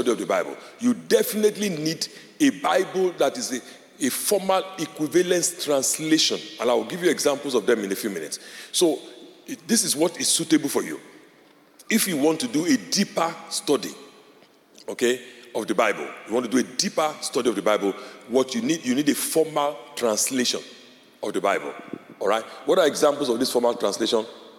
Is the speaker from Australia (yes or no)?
no; Nigeria; first language Yoruba; English is a second language; So I speak, my native language is Yoruba, and I speak English language.